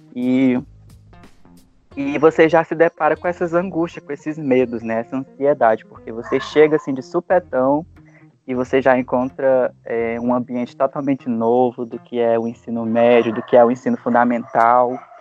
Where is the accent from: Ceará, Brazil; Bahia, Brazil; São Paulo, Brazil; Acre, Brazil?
Acre, Brazil; Rio Branco; E eu sou natural daqui de Rio Branco mesmo